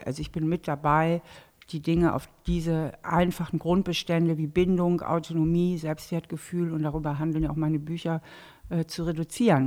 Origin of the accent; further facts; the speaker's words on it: Hamburg, Germany; now in Trier, Germany; ich bin ja eigentlich Hamburgerin. Ne? Ich komme ursprünglich aus Hamburg, mhm. bin dort auch aufgewachsen